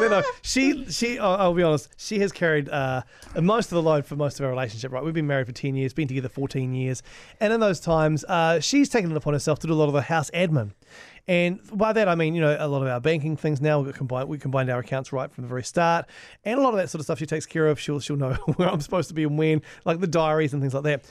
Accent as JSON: {"language": "English", "town": "Hastings", "region": "Hawke's Bay", "country": "New Zealand", "tie": "born or raised there", "said": "growing up in Hastings was fr-, pretty, pretty traditional"}